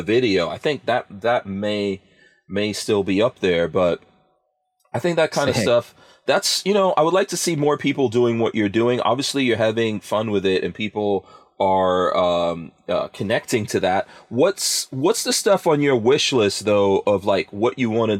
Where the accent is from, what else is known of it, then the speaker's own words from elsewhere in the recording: New York City, New York, United States; moved away; also born or lived in New Jersey; I grew up in Far Rockaway, New York